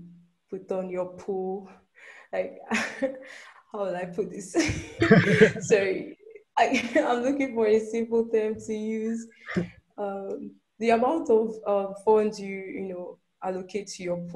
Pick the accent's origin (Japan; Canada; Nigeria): Nigeria; I'm from Nigeria